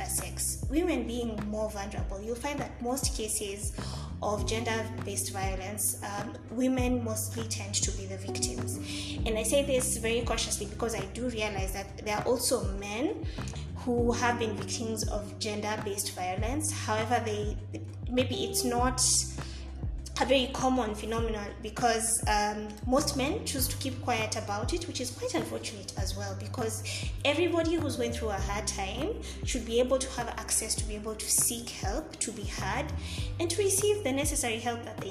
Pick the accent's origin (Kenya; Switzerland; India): Kenya; also born or lived in Nairobi; being a Kenyan living in Kenya, Nairobi to be exact